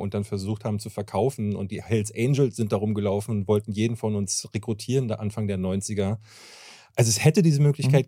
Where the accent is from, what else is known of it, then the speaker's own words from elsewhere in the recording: Berlin, Germany; ich komme aus Berlin-Marzahn, mhm. äh, was auch eine ätzende Umgebung ist. Ich bin sehr gewalttätig aufgewachsen